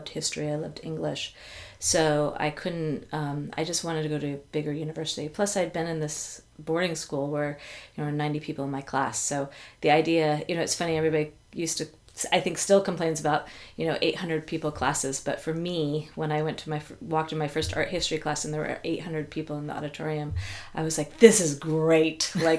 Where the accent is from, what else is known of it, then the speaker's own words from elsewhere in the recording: Ithaca, New York, United States; born there; also born or lived in Alaska; my mom and my dad moved to Alaska right when I was born. I was born in Ithaca, New York.